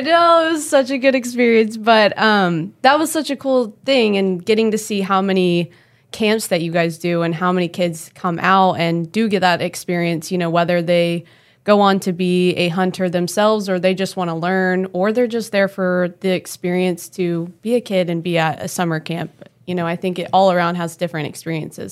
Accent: Oklahoma City, Oklahoma, United States; I grew up in Oklahoma City

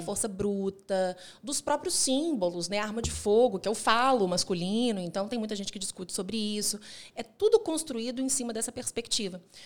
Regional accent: Minas Gerais, Brazil; also born or lived in Rio de Janeiro; now in Belo Horizonte, Brazil; eu não quis ficar no Rio de Janeiro, quis uhum. voltar para Minas Gerais. Eu não sou de Belo Horizonte, mas me sinto nascida aqui

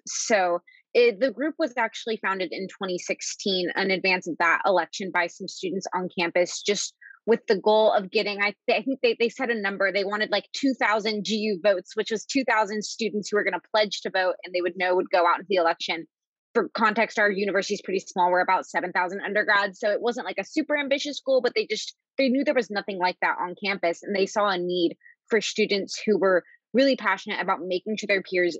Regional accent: Nashville, Tennessee, United States; moved away as an adult; now in Washington, D.C., United States; I am from Nashville, Tennessee, lived there all growing up

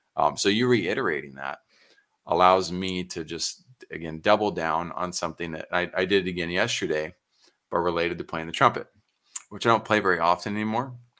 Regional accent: San Antonio, Texas, United States; I'm Texan through and through, San Antonio

